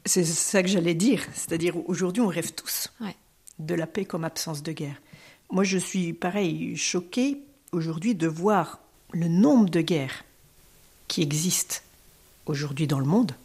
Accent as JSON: {"language": "French", "country": "France", "said": "en tant que Français, en tant que citoyenne française"}